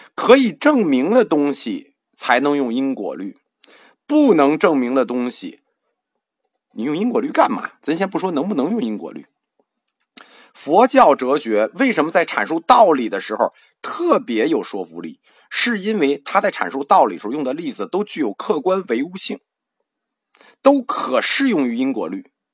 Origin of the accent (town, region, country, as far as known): China